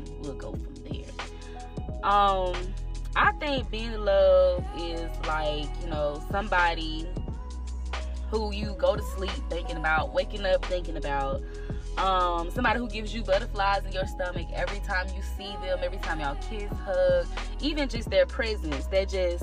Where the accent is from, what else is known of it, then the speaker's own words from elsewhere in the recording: Albany, Georgia, United States; also born or lived in Columbus, Georgia; I'm from Albany, Georgia. I'm 229 till